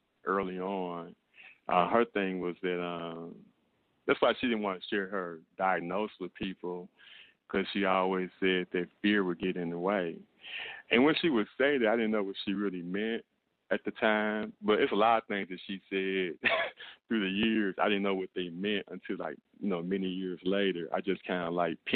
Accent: St. Louis, Missouri, United States; also born or lived in Mississippi; I was born in Mississippi and I was raised in St. Louis, Missouri

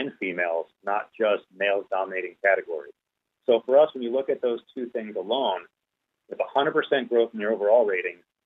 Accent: Philadelphia, Pennsylvania, United States; moved away as an adult; also born or lived in New York; This is where I'm from

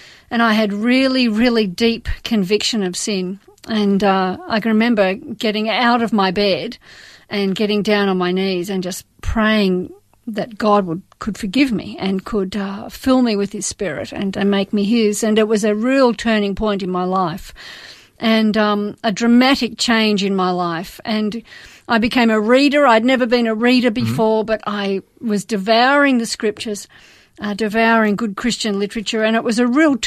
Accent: Melbourne, Victoria, Australia; I was born and raised in Melbourne.

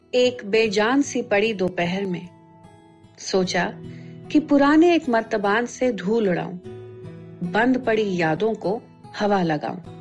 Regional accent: Delhi, India; मैं दिल्ली में पली बड़ी

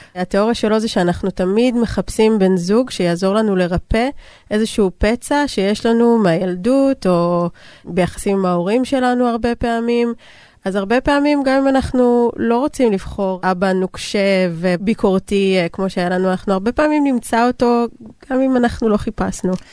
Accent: Israel

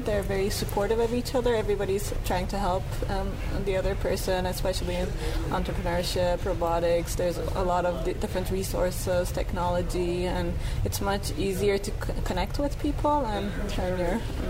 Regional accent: Turkey; moved away as an adult; now in Pittsburgh, United States; I'm from Turkey.

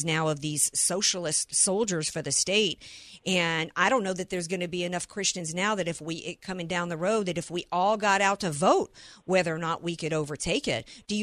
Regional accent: Deep South, United States; moved away; I'm from the Deep South

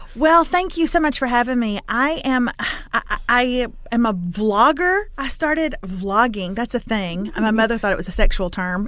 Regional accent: Lufkin, Texas, United States; I'm from Lufkin, which is in East Texas, town of about forty thousand

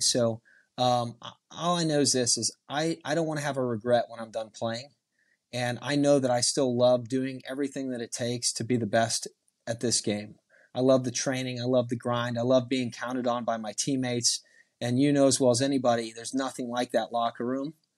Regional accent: Houston, Texas, United States; also born or lived in Dallas; we're from Houston

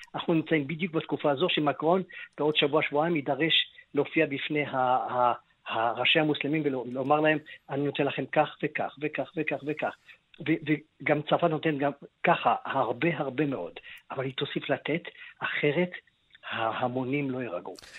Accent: Israel; אנחנו ישראלים

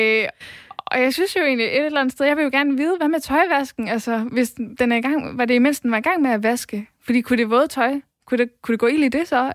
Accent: West Jutland, Central Denmark Region, Denmark; jeg kommer fra Vestjylland

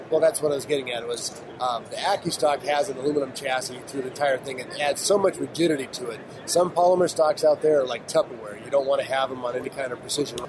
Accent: California, United States; we're, we're from California

